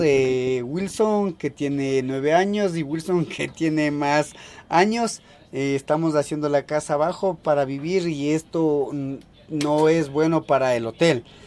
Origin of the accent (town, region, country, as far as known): Salasaca, Tungurahua, Ecuador; first language Kichwa; Spanish is a second language